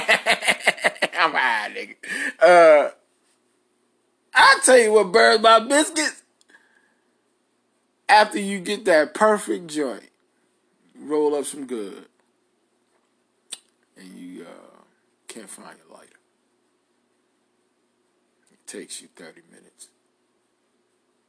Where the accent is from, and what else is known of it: New York City, New York, United States; moved away